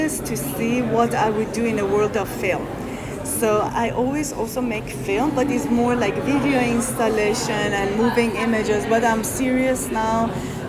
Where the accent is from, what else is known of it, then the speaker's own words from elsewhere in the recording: Iran; we have amazing textile and traditions, and it's a fusion of old and new